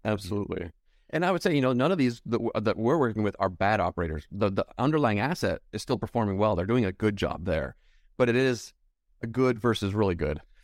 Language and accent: English; Utah, United States; I'm from Utah